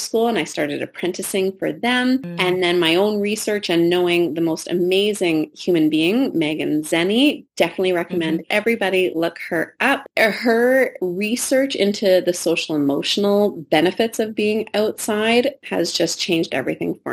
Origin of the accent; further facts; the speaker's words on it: Richmond, British Columbia, Canada; I grew up in Richmond, BC, where we have a lot of ditches